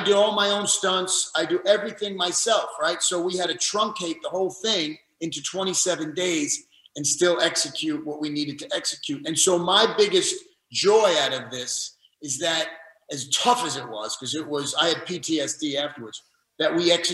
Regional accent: New York City, New York, United States; moved away as an adult; now in Los Angeles, United States; I'm a New Yorker. You know, I'm from the Bronx, and you know, I lived in New York my whole life

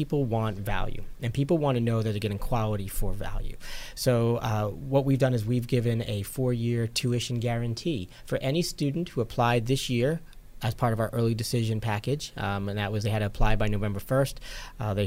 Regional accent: New York, United States; moved away as an adult; also born or lived in Potsdam, New York / Virginia / Philadelphia; now in Buffalo, United States; I'm originally from New York, but the other part of the state.

